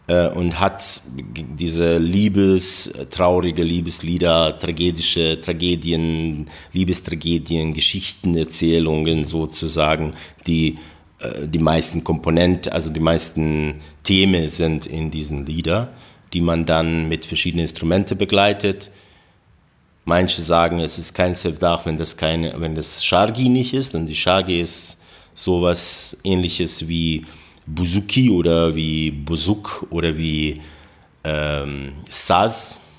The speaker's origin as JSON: {"language": "German", "town": "Novi Travnik", "region": "Federation of Bosnia and Herzegovina", "country": "Bosnia & Herzegovina", "tie": "born there", "second_language": "German", "moved": "yes", "said": "Ich bin geboren in Novitranik in Buzarevo und äh, das ist ungefähr 20 Kilometer von Travnik."}